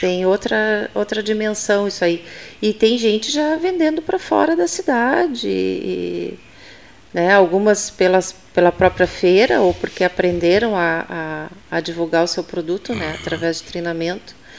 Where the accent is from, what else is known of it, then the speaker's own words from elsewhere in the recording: Pelotas, Rio Grande do Sul, Brazil; also born or lived in Taquara; Eu não nasci em Pelotas, mas me considero filha de Pelotas, porque eu vim para cá com dois anos de idade